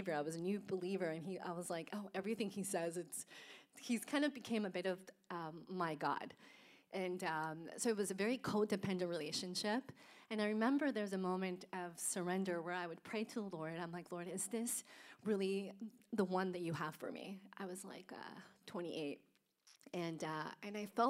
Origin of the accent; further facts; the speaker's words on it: Colombia; also born or lived in Houston; now in United States; I was born in Colombia, so a little bit south of Germany, and grew up in a Catholic home